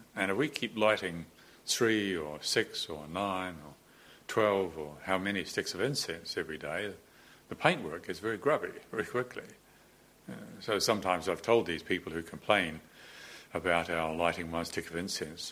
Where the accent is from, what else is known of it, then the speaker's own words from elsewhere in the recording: New Zealand; moved away; all the time growing up in New Zealand I'd spent in the ocean